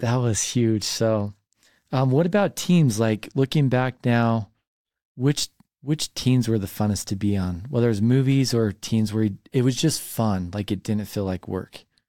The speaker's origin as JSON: {"language": "English", "town": "Highland", "region": "Utah", "country": "United States", "tie": "born or raised there", "said": "I grew up in Highland"}